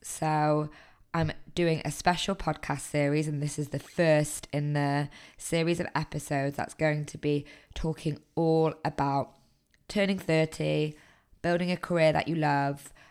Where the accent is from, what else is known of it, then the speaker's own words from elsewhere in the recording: Manchester, North West England, United Kingdom; moved away as an adult; I'm originally from Manchester